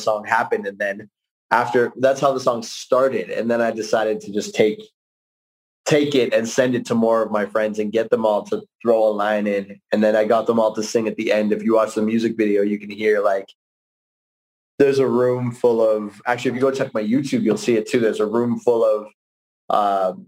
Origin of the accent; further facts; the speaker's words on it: Calgary, Alberta, Canada; from Calgary, my hometown